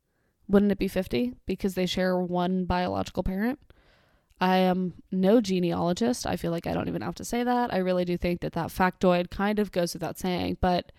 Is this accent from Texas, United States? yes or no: no; Miami, Florida, United States; In the 90s, when we were growing up in Miami, I was but a tot.